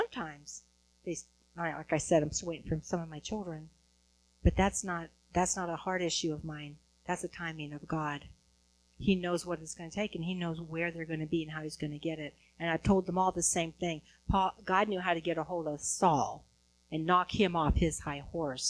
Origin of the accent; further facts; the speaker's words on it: Huntington Beach, California, United States; I'm from Huntington Beach, California